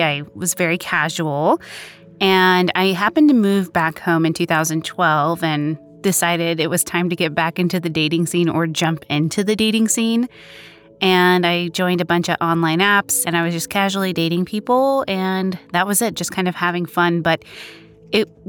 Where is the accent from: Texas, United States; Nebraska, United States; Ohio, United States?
Texas, United States; Plano; I'm originally from Plano, Texas, a small suburb of Dallas